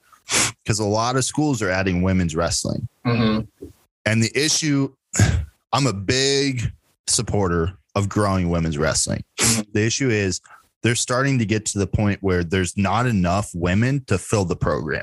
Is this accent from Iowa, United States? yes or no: yes; Elk Horn, Iowa, United States; I'm from Elkhorn.